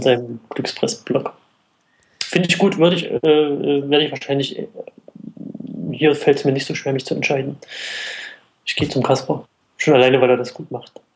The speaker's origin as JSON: {"language": "German", "area": "the East", "region": "eastern Germany", "country": "Germany", "said": "Ich komme ja aus dem Osten."}